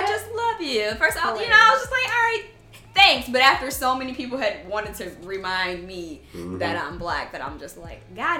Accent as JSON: {"language": "English", "town": "Ann Arbor", "region": "Michigan", "country": "United States", "tie": "born or raised there", "said": "that's how we grew up in Ann Arbor."}